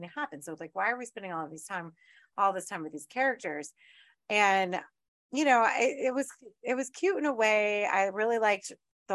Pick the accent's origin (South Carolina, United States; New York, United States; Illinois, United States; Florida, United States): Florida, United States; Orlando; I grew up in Orlando